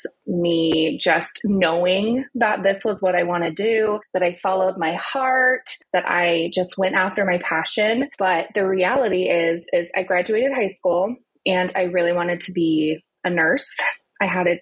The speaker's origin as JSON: {"language": "English", "country": "United States", "also_born_or_lived": "Southern California / North East England / Napa Valley", "said": "us Americans"}